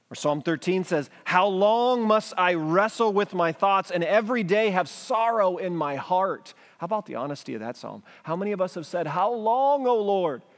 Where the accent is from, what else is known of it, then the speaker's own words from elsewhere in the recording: United States; as an English-speaking American